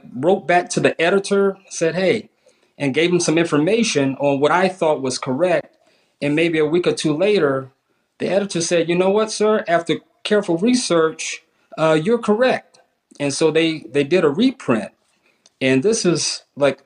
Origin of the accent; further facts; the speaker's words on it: South Carolina, United States; I grew up in South Carolina, which was a bedrock of, FBS and FCS teams.